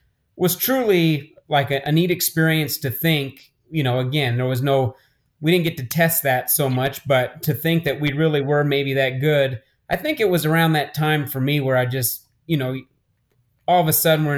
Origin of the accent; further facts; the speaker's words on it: Albuquerque, New Mexico, United States; I grew up here in Albuquerque.